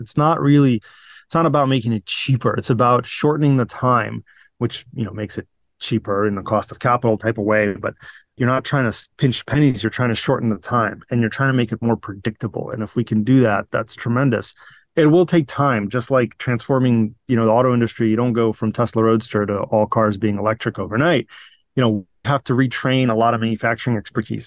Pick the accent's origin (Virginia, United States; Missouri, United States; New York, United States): Virginia, United States; moved away as an adult; also born or lived in Sevastopol, Crimea / Saint Petersburg, Russia; now in California, United States; I grew up in, in, in Virginia through high school